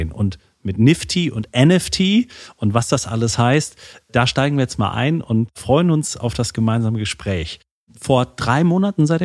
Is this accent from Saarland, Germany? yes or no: yes; Saarland, Germany; auch heute wieder im, äh, mal wieder im Saarland zu sein, auch in meiner Heimat.